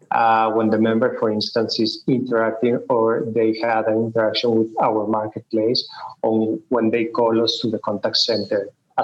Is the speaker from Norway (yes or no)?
no; Mexico City, Mexico; English is a second language; moved away as an adult; now in Colombia; Yes, I born and raised in Mexico City.